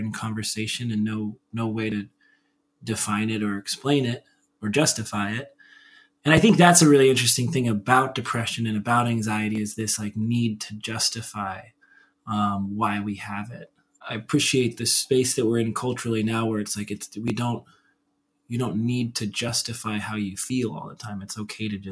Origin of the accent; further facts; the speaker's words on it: Centralia, Washington, United States; I grew up in Centralia, Washington, which is a town of like 50, 60,000 people